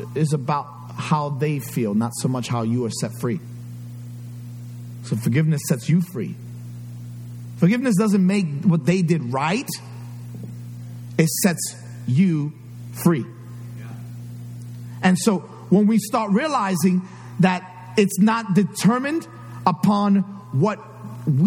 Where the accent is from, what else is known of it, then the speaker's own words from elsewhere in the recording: New York City, New York, United States; I grew up in New York City. A lot of stuff happened that I can't forget. The Bronx is in me.